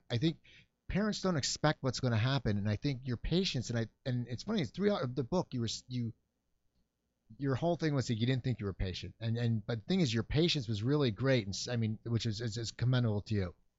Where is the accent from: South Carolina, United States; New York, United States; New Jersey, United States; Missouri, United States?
New Jersey, United States; Cherry Hill; moved away; I grew up in Cherry Hill, New Jersey